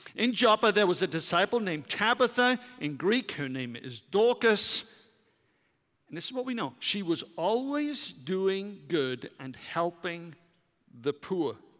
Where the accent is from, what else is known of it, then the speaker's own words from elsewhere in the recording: Wales, United Kingdom; moved away as an adult; now in United States; as a Welshman